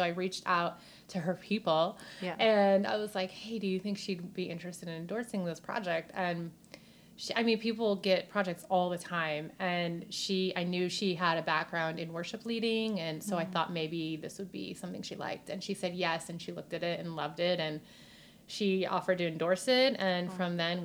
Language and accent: English; New York, United States; accent: New York; moved away as an adult; also born or lived in Hollywood; my New York accent